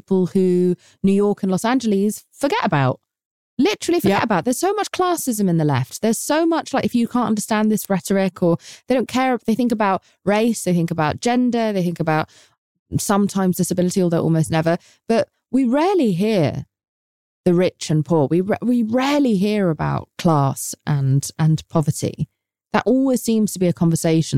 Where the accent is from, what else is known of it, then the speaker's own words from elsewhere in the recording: England, United Kingdom; now in United States; as an English person